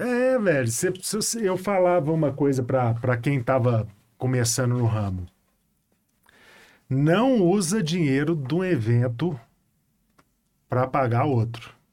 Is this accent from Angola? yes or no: no; Betim, Minas Gerais, Brazil; Betim, né? Eu fui criado no Betim